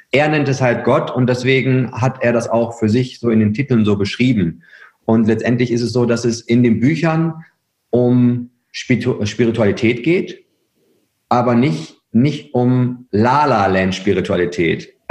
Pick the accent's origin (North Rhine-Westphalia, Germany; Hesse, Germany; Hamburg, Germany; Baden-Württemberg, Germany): North Rhine-Westphalia, Germany; Herford; bin, bin Ostwestfale durch und durch. Ja. Also ich komme aus Herford